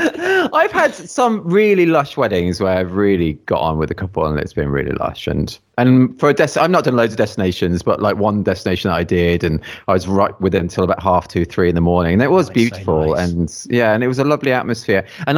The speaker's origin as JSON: {"language": "English", "region": "West Midlands", "country": "United Kingdom", "tie": "born or raised there", "said": "just south of Birmingham, actually."}